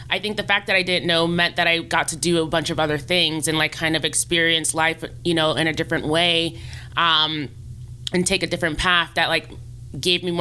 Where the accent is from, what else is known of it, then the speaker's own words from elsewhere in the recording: Nigeria; not even considering it as a viable career option growing up because being Nigerian, like, you know, it's like doctor, lawyer, engineer.